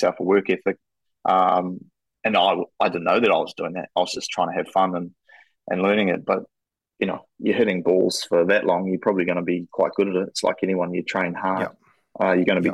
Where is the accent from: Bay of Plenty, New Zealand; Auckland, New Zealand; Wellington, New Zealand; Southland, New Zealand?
Wellington, New Zealand; Masterton; also born or lived in Palmerston North; now in Hamilton, New Zealand; I actually really enjoyed growing up in Masterton.